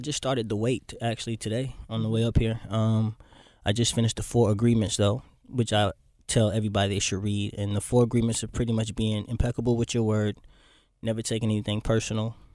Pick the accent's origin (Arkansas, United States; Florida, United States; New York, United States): Florida, United States; moved away as an adult; also born or lived in Boynton Beach, Florida / Miami, Florida / Fort Lauderdale, Florida / Orlando, Florida; I was born in Boynton Beach, Florida, actually. Small city in Florida, but I lived all over Florida.